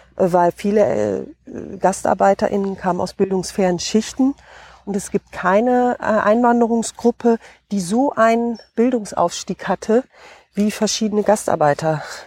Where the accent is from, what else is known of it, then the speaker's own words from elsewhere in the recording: Osnabrück district, Lower Saxony, Germany; also born or lived in North Rhine-Westphalia / Hesse; bin hier aufgewachsen im Landkreis Osnabrück